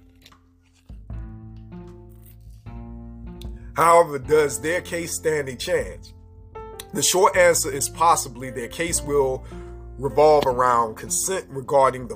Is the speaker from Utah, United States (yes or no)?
no; Seven Cities, Virginia, United States; I'm from the Seven Cities in Virginia. Norfolk, Virginia Beach, Newport News, Portsmouth, all